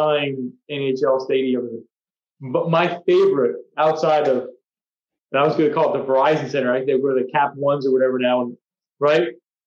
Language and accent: English; Boston, Massachusetts, United States; I came from Boston, but I'm a Caps fan.